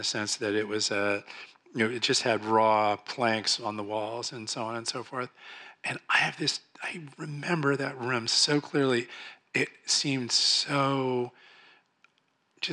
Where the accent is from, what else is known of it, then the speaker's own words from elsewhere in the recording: Marin, California, United States; also born or lived in Oakland / San Francisco; I was born in Oakland and lived in San Francisco a little bit, and then moved to Marin